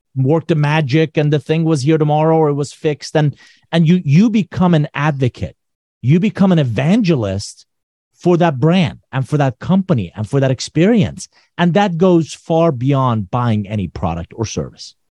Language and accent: English; Iran; moved away; I'm originally from Iran.